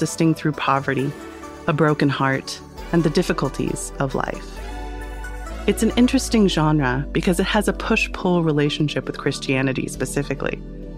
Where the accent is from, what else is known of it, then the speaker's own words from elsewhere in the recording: United States; as an American girl